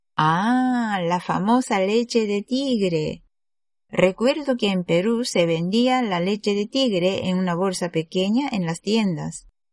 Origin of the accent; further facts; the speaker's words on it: Japan; Spanish is a second language; Soy japonesa y soy profesora de español en Japón